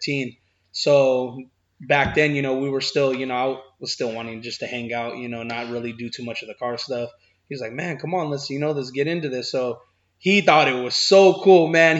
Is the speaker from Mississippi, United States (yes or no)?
no; San Jose, California, United States; I'm from San Jose, California